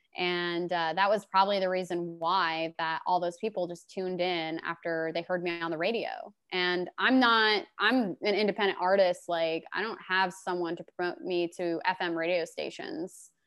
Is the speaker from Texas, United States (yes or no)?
no; Glendale, Arizona, United States; moved away as an adult; also born or lived in Phoenix, Arizona / Detroit area, Michigan; now in Nashville, United States; I was born in Phoenix, and I was mostly raised on the west side in Glendale